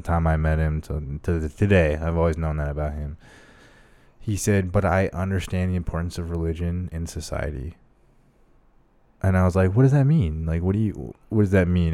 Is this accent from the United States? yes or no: yes; Arizona, United States; born or raised there; also born or lived in Las Vegas